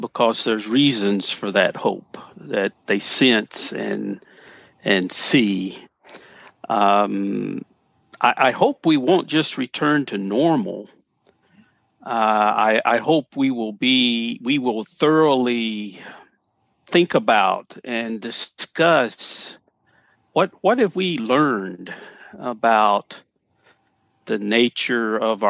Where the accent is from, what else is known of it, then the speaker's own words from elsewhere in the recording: Paris, Tennessee, United States; growing up in Paris